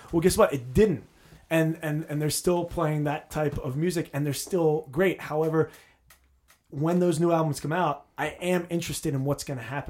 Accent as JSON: {"language": "English", "town": "New Brunswick", "region": "New Jersey", "country": "United States", "tie": "born or raised there", "said": "I was born in New Brunswick. I have a very strong Jersey connect."}